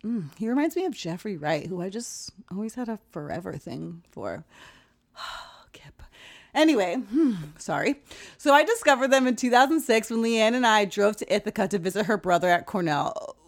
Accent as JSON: {"language": "English", "country": "Jamaica", "also_born_or_lived": "West Coast, United States", "moved": "yes", "said": "As a Jamaican"}